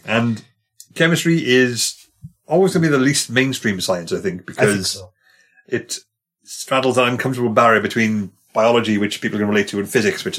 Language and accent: English; Wales, United Kingdom; I say that as a Welshman.